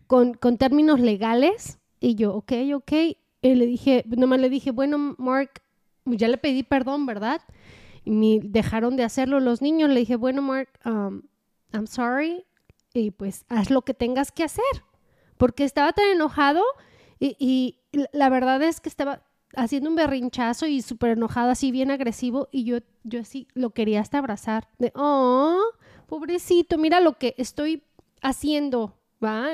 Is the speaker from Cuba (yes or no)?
no; Mexico; now in United States; yo sea mexicana en, este país y sea inmigrante